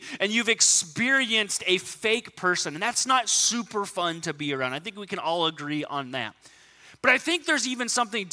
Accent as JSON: {"language": "English", "region": "Southern California", "country": "United States", "tie": "born or raised there", "said": "I grew up in Southern California."}